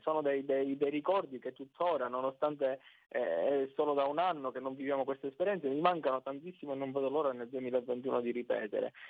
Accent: Sicily, Italy; accent: Sicilian; noi dalla Sicilia

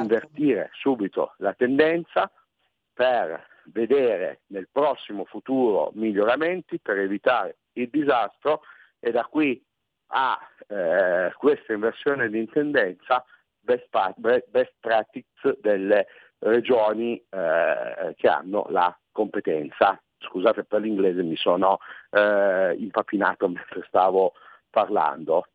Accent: Piedmont, Italy; io sono piemontese

